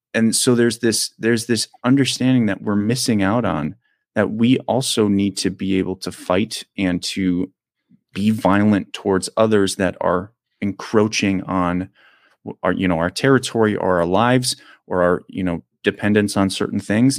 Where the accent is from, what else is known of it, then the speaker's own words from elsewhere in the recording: United States; I'm an American